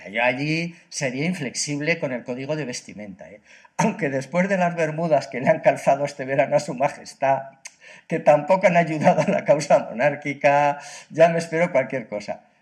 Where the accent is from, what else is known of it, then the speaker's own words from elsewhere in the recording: Catalonia, Spain; Pues sí, yo, yo como catalán eh, realmente le he echado de menos.